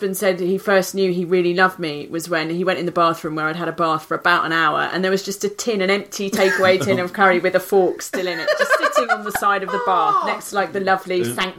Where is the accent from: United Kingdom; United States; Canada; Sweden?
United Kingdom; London; That's how much I was born here.